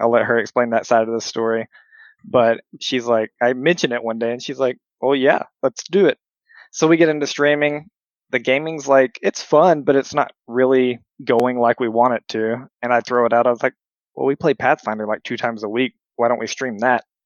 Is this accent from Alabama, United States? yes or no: yes; Alabama, United States; accent: Alabama; now in Minnesota, United States; I come from Alabama